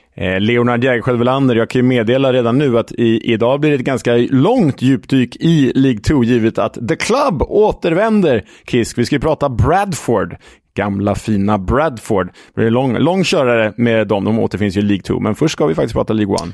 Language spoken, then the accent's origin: Swedish; Sweden; som svensk